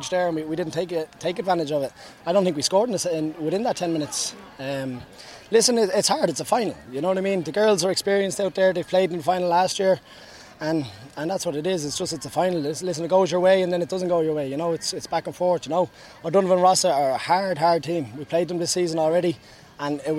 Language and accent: English; Dublin, Leinster, Ireland; now in New York, United States; I'm from Dublin